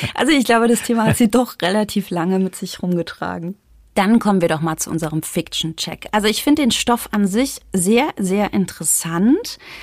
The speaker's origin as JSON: {"language": "German", "region": "East Germany", "country": "Germany", "moved": "yes", "lives_now": "Bavaria, Germany", "said": "ich komme ja aus dem Osten"}